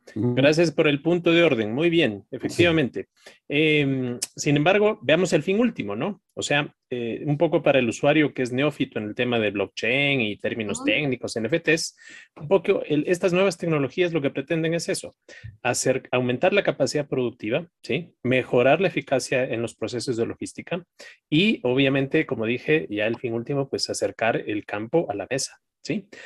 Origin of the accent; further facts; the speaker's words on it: Ecuador; En mi país, en Ecuador